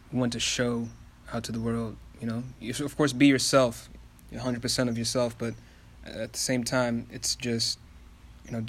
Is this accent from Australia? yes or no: no; Kenya; now in United States; I'm from Africa. I'm from Kenya